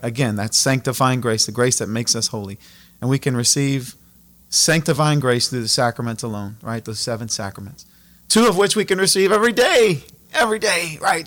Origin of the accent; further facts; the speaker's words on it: Abbeville, Louisiana, United States; I'm born and raised in Abbeville, um, you know, right here in the, in the heart of Acadiana.